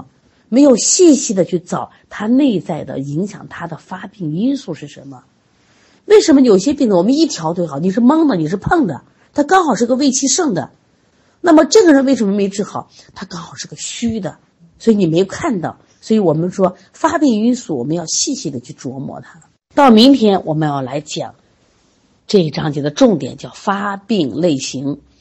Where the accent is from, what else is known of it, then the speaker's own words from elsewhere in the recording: Shaanxi, China; 像我们就是陕西的，就这个临颍，它就会出现这种大脖子病。